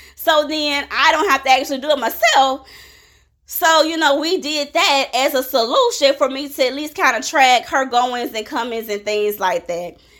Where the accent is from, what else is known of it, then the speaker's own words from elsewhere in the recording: Jacksonville, Florida, United States; when I was growing up in Jacksonville, Florida, we did not have gangs